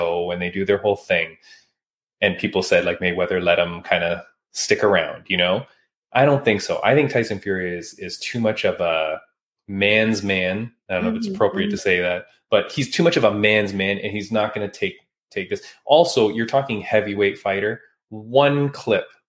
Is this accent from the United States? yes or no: no; Canada; I was born in Canada, born and raised, but my dad is from Hong Kong